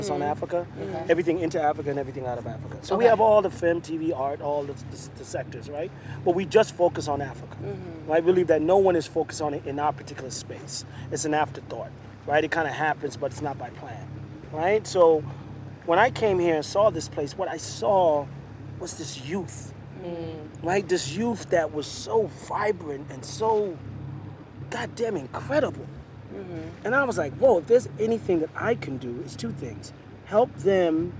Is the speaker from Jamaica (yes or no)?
yes; Jamaica; moved away; I grew up in Jamaica, so I grew up in a predominantly black environment